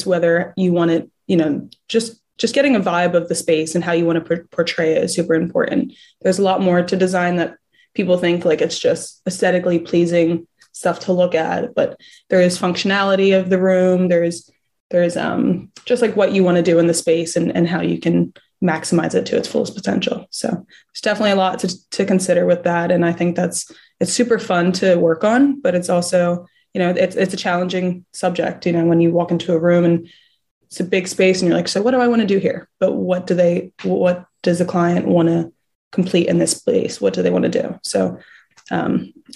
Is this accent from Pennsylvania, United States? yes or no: yes; Philadelphia, Pennsylvania, United States; moved away as an adult; now in Fort Lauderdale, United States; I moved to Fort Lauderdale from Philadelphia about a year and a half ago.